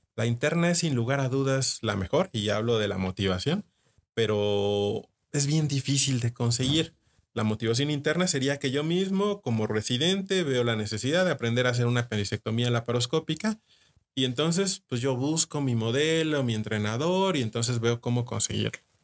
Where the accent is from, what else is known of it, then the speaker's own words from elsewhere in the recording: Mexico; uno como mexicano